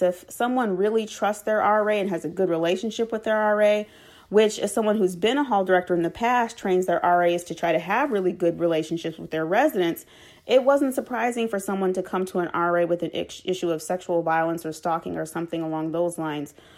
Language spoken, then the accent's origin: English; Chicago, Illinois, United States; I was born and raised on the west side of Chicago in the Austin community